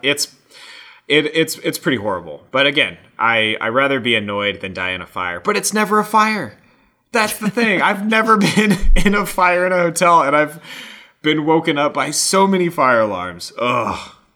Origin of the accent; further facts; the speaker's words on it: Colorado, United States; that was in my home state